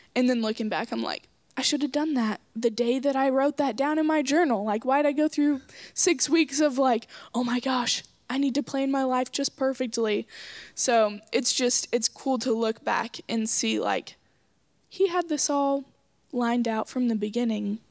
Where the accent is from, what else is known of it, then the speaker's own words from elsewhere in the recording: Coweta, Oklahoma, United States; I'm from Coweta, Oklahoma